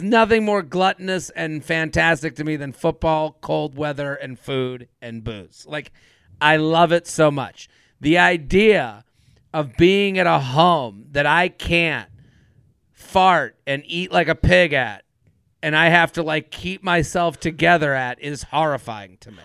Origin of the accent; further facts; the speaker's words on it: Needham, Massachusetts, United States; I'm from Needham